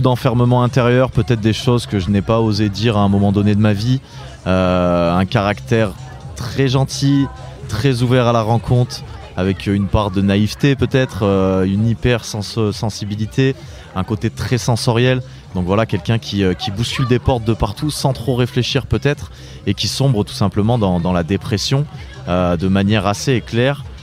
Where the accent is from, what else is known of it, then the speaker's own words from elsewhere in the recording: Étoile-sur-Rhône, Auvergne-Rhône-Alpes, France; also born or lived in Lyon / Brittany; je suis euh, breton d'origine, né à Lyon, euh, ayant fait toute mon enfance dans la Drôme, dans un petit village qui s'appelle Étoile-sur-Rhône